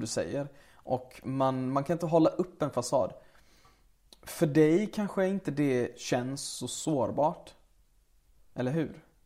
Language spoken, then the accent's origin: Swedish; Sweden; also born or lived in Lebanon / Syria; vi kom ju till Sverige när jag var två år. Så vi växte upp i en svensk miljö med svenska elever